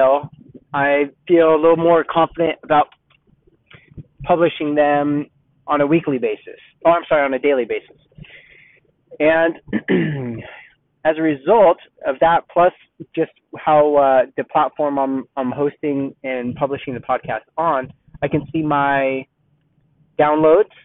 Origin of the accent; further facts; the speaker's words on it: Southern California, United States; moved away as an adult; now in Dallas-Fort Worth, United States; I'm from California, Southern California. I lived in Southern California my whole life, except for a couple of years in Northern California